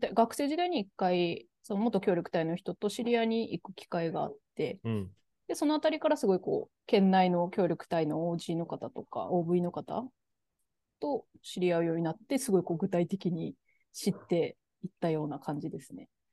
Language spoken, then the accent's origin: Japanese; Aomori, Japan; also born or lived in Gabon; 私、青森っていう雪国で生まれ育ってて